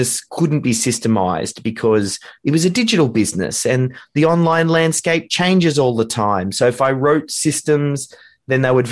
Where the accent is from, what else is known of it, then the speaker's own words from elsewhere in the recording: Melbourne, Victoria, Australia; here in Australia.